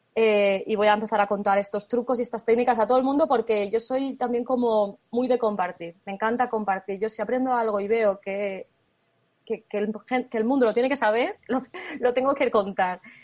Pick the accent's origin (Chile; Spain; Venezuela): Spain; moved away as an adult; now in Germany; yo estoy ahora mismo en Alemania, pero soy española